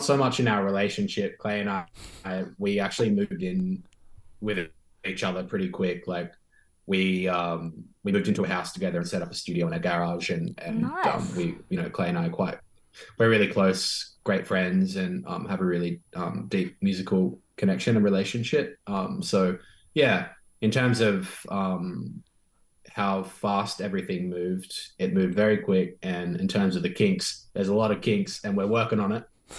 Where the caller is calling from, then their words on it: Sydney, New South Wales, Australia; And I'm tuning in from Sydney, from Gadigal country.